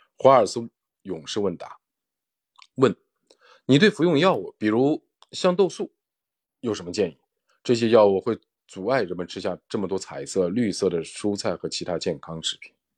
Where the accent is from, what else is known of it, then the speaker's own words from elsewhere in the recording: China; 对我们中国人来说